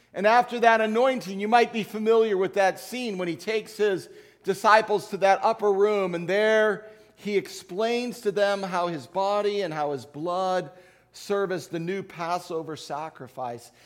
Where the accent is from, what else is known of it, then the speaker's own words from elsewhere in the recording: Chicago, Illinois, United States; as a child growing up in Chicago in the nineteen sixties